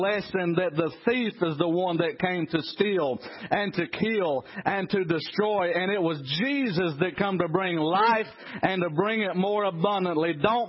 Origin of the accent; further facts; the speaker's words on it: Trap Hill, North Carolina, United States; I was raised in Trap Hill, North Carolina.